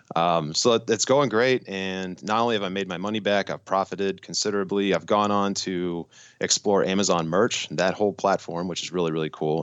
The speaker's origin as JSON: {"language": "English", "region": "Massachusetts", "country": "United States", "said": "I'm from Massachusetts."}